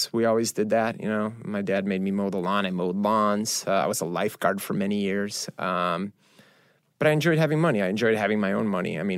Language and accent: English; Chicago, Illinois, United States; I, I think, look, I, I'm growing up in Chicago.